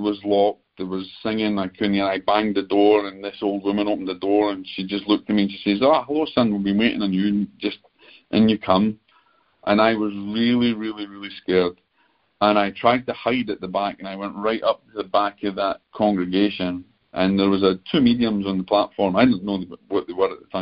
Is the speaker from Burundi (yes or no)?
no; Scotland, United Kingdom; being the Scotsman